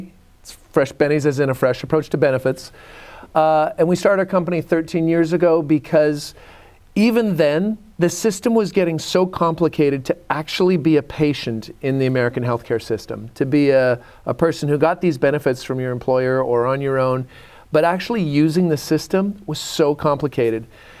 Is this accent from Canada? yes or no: yes; Canada; moved away as an adult; now in United States; I'm from Canada. Okay, up and down. So you had warmth that I had snowy Rocky Mountains that I grew up in.